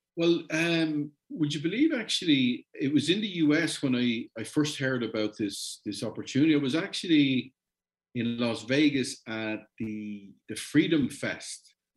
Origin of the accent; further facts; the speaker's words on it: Ireland; I'm Irish